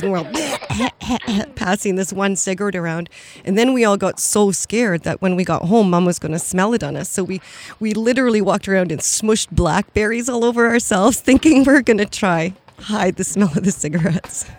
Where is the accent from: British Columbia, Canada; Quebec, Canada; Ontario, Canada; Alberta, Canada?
British Columbia, Canada; Cowichan Valley; I grew up in the Cowichan Valley. I'm actually, I was born in my grandmother's house in the Quamichan village, and I currently live about 100 meters from the exact spot I was born